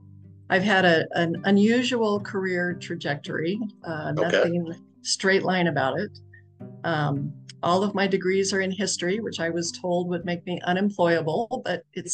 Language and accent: English; Reno, Nevada, United States; also born or lived in Las Vegas / Carson City; now in Midas, United States; So I grew up in Reno. I lived in and worked in Las Vegas for a while. I've lived and worked in Carson City. And I currently live in Elko County.